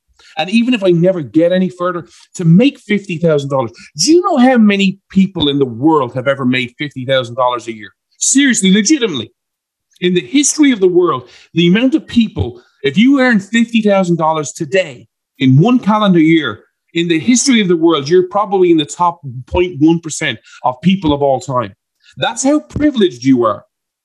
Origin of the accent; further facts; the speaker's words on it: Ireland; I'm an Irishman